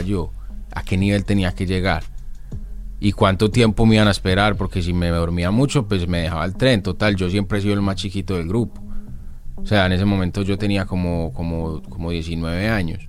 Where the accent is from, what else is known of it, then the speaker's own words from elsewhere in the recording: Colombia; en mi país, en Colombia